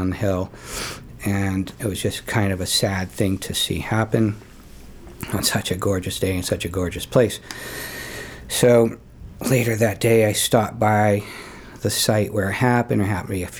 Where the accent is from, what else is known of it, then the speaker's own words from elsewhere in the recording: Falmouth, Maine, United States; now in Cape Elizabeth, United States; I grew up in Falmouth. So haven't gone far.